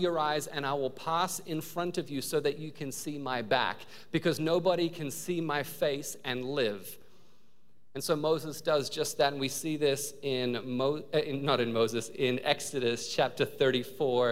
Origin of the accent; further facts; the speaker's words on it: Australia; also born or lived in New Zealand; now in United States; I was born in New Zealand. I grew up in Australia.